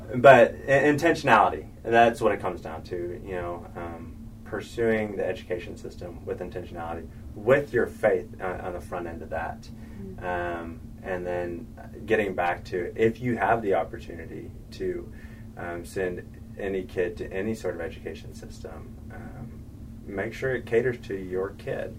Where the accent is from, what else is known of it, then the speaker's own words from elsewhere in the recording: Oklahoma, United States; also born or lived in the Carolinas; I grew up in Oklahoma